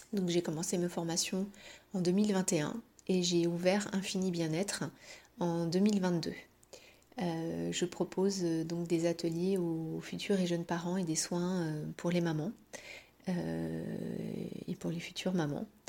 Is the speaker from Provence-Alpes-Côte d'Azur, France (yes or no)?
no; Paris, Île-de-France, France; moved away as an adult; now in Brittany, France; Je suis parisienne de base et j'ai immigré euh, dans cette belle région de Bretagne il y a à peu près 5 euh, ans, en 2017